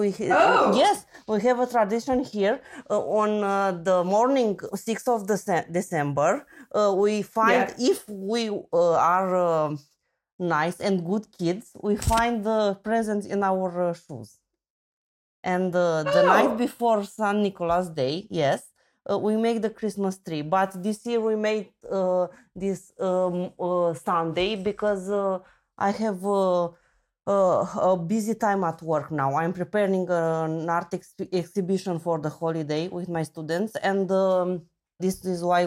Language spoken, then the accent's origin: English; Romania; English is a second language; also born or lived in Constanța; I'm from Romania. I'm from a small town in the mountains, but right now I live in Constanța at the seaside